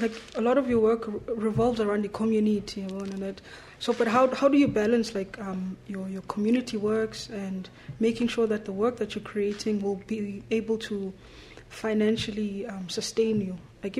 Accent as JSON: {"language": "English", "town": "Cape Town", "region": "Western Cape", "country": "South Africa", "said": "Yeah, I'm from Ekapa."}